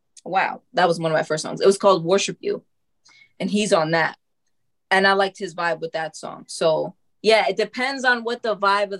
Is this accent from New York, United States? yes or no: yes; New York, United States; also born or lived in Tennessee; I am from New York